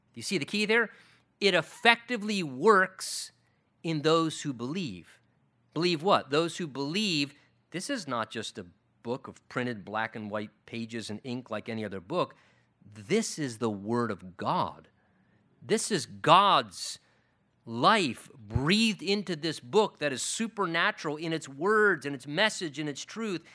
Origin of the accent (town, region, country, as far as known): United States